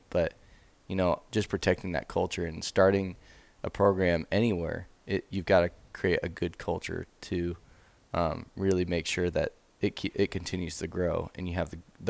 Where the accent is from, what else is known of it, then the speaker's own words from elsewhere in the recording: Spokane, Washington, United States; I got to the place where we lived in Spokane.